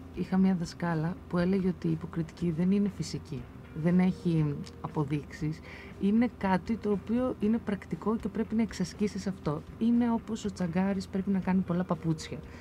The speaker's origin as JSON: {"language": "Greek", "town": "Komotini", "region": "Eastern Macedonia and Thrace", "country": "Greece", "moved": "yes", "said": "να επιστρέψω και να δουλέψω στον τόπο μου"}